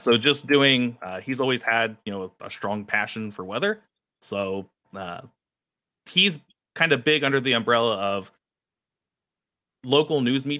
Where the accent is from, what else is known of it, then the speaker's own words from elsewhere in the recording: a small village near Springfield, Western Ohio, United States; moved away as an adult; now in Toledo, United States; I'm originally from a small village near Springfield. It's Western Ohio.